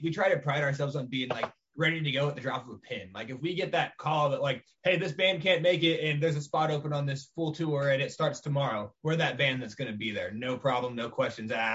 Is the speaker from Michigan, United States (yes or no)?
no; Washington, United States; we're from Washington.